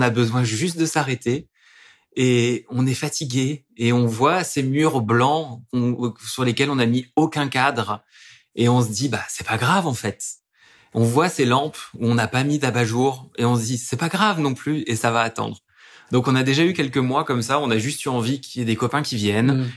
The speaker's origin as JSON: {"language": "French", "town": "Dijon", "region": "Bourgogne-Franche-Comté", "country": "France", "moved": "yes", "lives_now": "Lyon, France", "said": "je suis bourguignon, je viens de Dijon"}